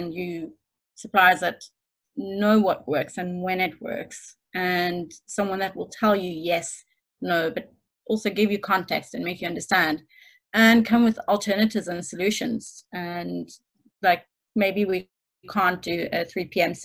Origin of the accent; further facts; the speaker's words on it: Stellenbosch, Western Cape, South Africa; moved away as an adult; now in United Kingdom; Stellenbosch, which is my hometown